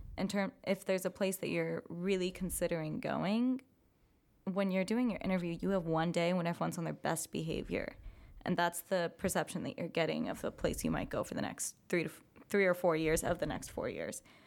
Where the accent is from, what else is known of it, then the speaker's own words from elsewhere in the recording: California, United States; moved away as an adult; I am from California